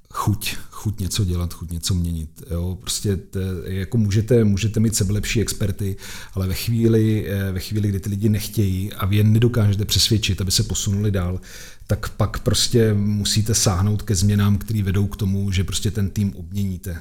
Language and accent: Czech; Czechia; my jako Češi jsme nejšikovnější národ na světě